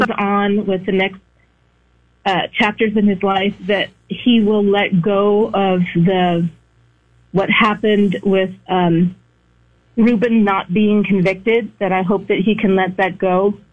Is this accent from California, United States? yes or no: yes; San Francisco, California, United States; also born or lived in San Luis Obispo; I'm from San Francisco, but I used to go to Cal Poly in San Luis Obispo.